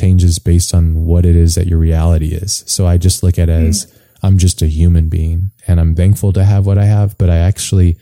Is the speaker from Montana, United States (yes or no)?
no; Hawaii, United States; moved away; I grew up in Hawaii, which is really quite a beautiful place